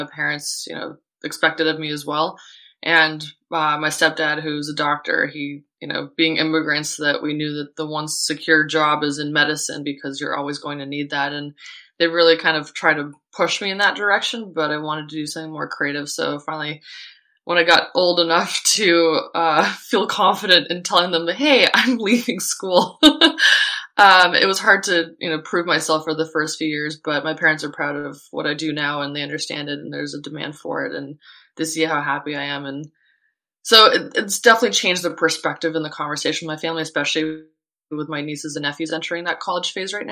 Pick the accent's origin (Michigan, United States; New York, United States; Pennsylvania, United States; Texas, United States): New York, United States; Buffalo; moved away as an adult; also born or lived in Lithuania / Toronto, Canada / Seattle / Long Beach; now in Central Coast of California, United States; we moved to Buffalo, New York, and that's where I spent from middle school through early university